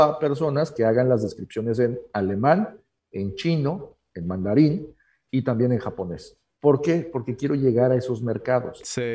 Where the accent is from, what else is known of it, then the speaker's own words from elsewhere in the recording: Mexico City, Mexico; moved away as an adult; now in Tijuana, Mexico; yo me considero tijuanense, aunque nací en la Ciudad de México